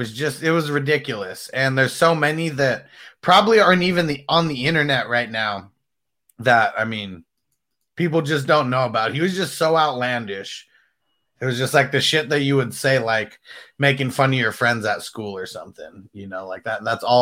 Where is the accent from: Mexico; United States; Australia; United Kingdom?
Mexico; That's what Francisco said, since I'm from Mexico.